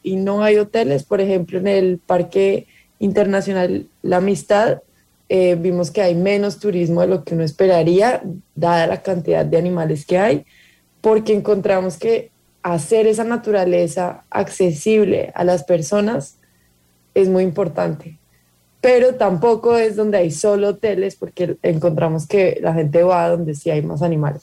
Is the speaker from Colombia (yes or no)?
yes; Colombia; Yo soy colombiana